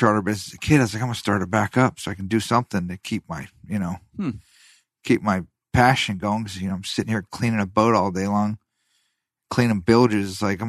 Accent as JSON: {"language": "English", "country": "United States", "tie": "born or raised there", "also_born_or_lived": "Bahamas / Florida Keys", "said": "Right here. I was born like 10 minutes away from here."}